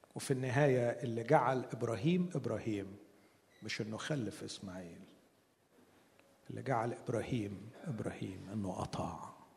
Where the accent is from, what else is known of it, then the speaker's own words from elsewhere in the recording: Alexandria, Alexandria Governorate, Egypt; عندنا في اسكندرية